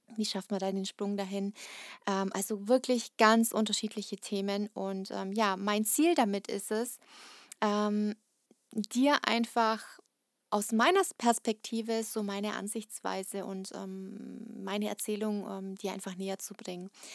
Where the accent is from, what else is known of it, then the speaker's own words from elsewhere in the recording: Kazakhstan; now in Germany; ich bin nicht in Deutschland geboren, ich ähm, bin in Kasachstan geboren